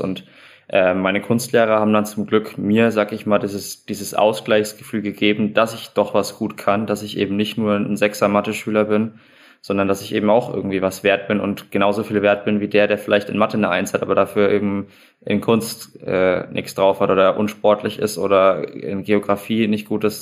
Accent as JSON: {"language": "German", "town": "Schweinfurt", "region": "Bavaria", "country": "Germany", "tie": "born or raised there", "also_born_or_lived": "Munich", "moved": "yes", "said": "im Leistungszentrum meiner Heimatstadt in Schweinfurt gewesen"}